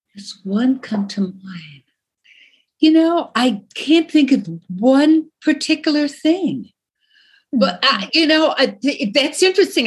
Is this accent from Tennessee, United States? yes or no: no; Long Island, New York, United States; I'm from Long Island. We were, you know, we had a house on the island, and, in and behind my house, you could see the bay and woods